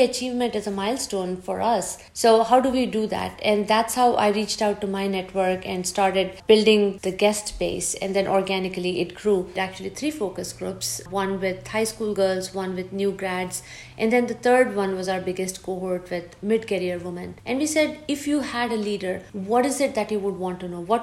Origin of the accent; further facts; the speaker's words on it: India; moved away as an adult; I grew up in India. Came here after my grad school for another grad degree. I have been here almost 26 years now